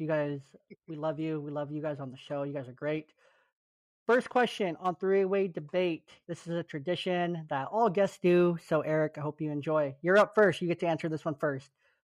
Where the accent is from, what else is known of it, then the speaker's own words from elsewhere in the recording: California, United States; Like I grew up in the Bay Area for high school.